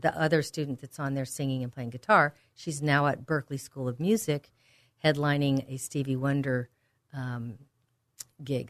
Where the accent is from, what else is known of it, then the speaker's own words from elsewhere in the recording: Walnut Creek, California, United States; the San Francisco Bay Area where I grew up in Walnut Creek